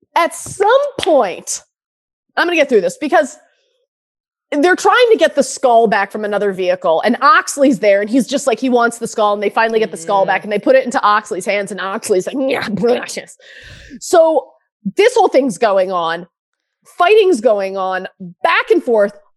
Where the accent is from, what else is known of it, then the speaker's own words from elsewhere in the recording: Michigan, United States; I'm from Michigan.